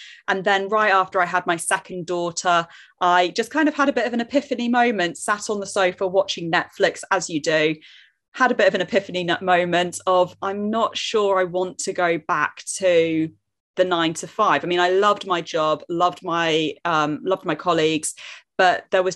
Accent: Jersey; I live in Jersey, which is a tiny little island between England and France, which nobody believes me that it's here because it's only 45 square mile and tiny. But I promise you, if you zoom in enough on Google Maps, we are there. So that's where I'm from

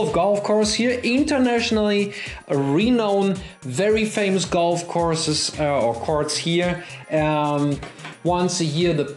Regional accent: Germany; accent: German; English is a second language; my German accent

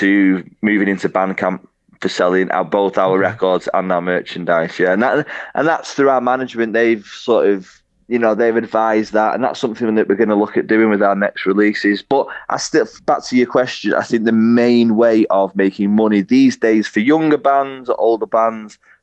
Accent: Warrington, North West England, United Kingdom; also born or lived in Liverpool / Manchester; And then my mum and dad moved out of Liverpool into Warrington

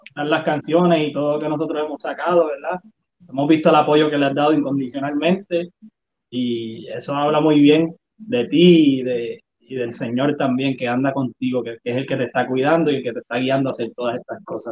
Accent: Puerto Rico; soy puertorriqueño

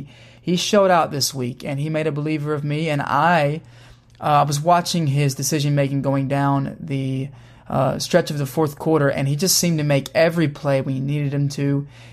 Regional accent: Louisville, Kentucky, United States; I'm 24 years old. I'm from Louisville, Kentucky

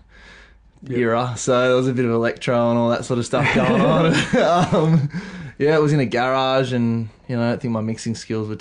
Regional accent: Mollymook, New South Wales, Australia; So I grew up in Mollymook

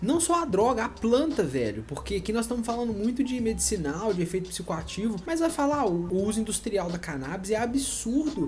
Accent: Minas Gerais, Brazil; porque nós somos mineiros

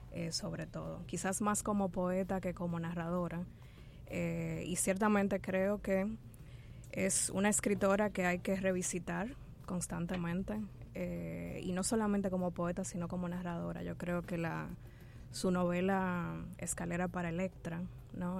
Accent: Dominican Republic; nuestra sociedad dominicana

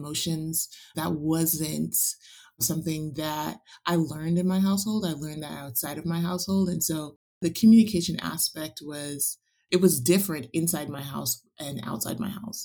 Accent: New York City, New York, United States; also born or lived in Westchester, New York; growing up in the Bronx and attending predominantly white schools in Westchester, New York.

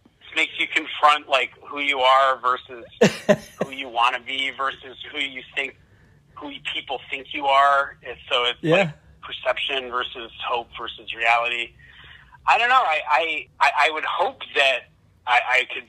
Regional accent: Tucson, Arizona, United States; also born or lived in Chicago, Illinois; I was born in Chicago, but I grew up mostly in Tucson, Arizona

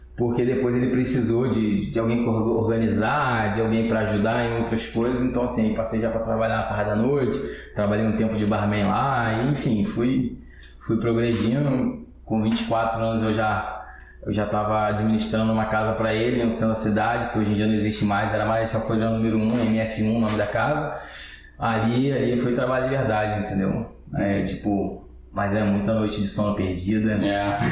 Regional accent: Rio de Janeiro, Brazil; also born or lived in Cordovil / Vila da Penha; Nasci e criado na Pavuna, 19 anos eu saí de lá

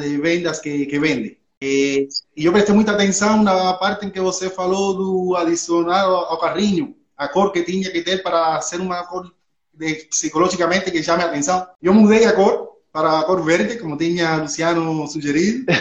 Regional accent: Cuba; accent: espanholado; Portuguese is a second language; moved away as an adult; now in Portugal; Eu sou cubano, falo, moro em Portugal há 13 anos já

